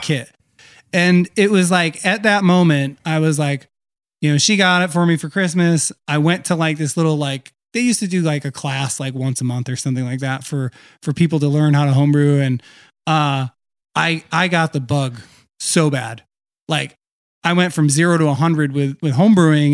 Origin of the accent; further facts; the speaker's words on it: Meriden, Connecticut, United States; also born or lived in Vermont; I'm, I'm originally from Meriden, Connecticut. Uh, so kind of like, I guess, the crossroads of Connecticut. Uh, technically the Silver City of of, uh, I think Connecticut too, or something like that. Anyway, so, uh, I grew up there